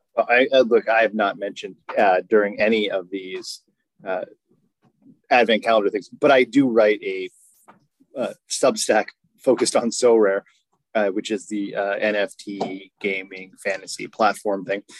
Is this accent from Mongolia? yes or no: no; England, United Kingdom; accent: English; English indignation, uh, such that we uh, all rose up, we being uh, what is clearly uh, a cohort uh, in which I am a part, given my accent